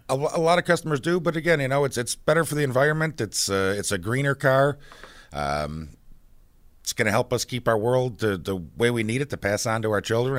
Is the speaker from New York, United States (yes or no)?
yes; Buffalo, New York, United States; I grew up in Buffalo.